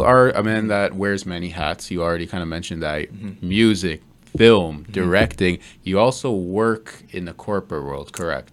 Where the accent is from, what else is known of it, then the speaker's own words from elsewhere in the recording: Canada; I'm Canadian, but I've never been like a like a Canadian Canadian